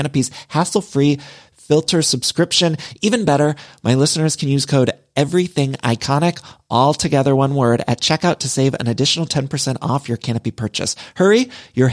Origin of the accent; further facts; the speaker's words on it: Midwest, United States; now in Los Angeles, United States; y'all know I'm from the Midwest, but I've lived in California for so long